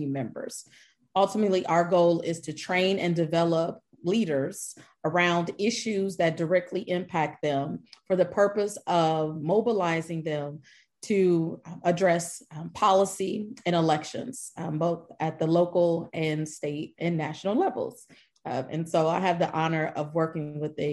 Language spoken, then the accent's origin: English; Columbus, Ohio, United States; now in Dallas-Fort Worth, United States; I'm originally from Columbus, Ohio, but I've been here in the Dallas-Fort Worth Metroplex for about 15 years